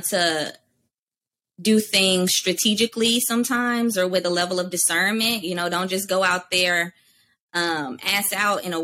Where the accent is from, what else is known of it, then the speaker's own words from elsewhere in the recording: Durham, North Carolina, United States; I'm from Durham, North Carolina. And in high school, I was known for dance and theater